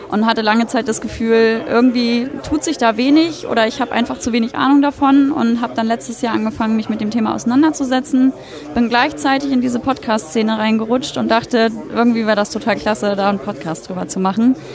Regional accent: Hamburg, Germany; Ich komme aus Hamburg, daher auch die Nähe

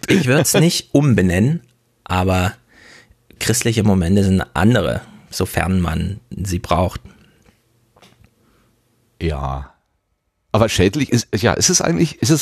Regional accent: Thuringia, Germany; Ich komme ja aus dem Osten in Thüringen.

